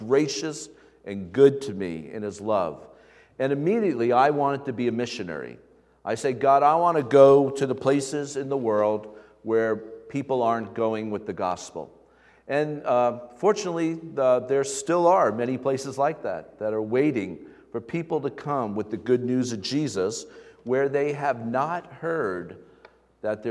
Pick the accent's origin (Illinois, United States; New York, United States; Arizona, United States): New York, United States; Stony Brook; I grew up in the Stony Brook area, went to Smithtown High School